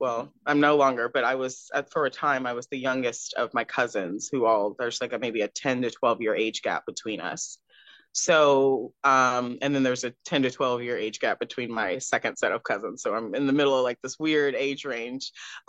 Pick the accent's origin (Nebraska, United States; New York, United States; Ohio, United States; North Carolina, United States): North Carolina, United States; Cary; also born or lived in Houston; now in Raleigh, United States; I'm originally from Houston, Texas, yes, but I grew up between Texas and North Carolina, so I'm presently in Raleigh, North Carolina, but I grew up in Cary, North Carolina, in between.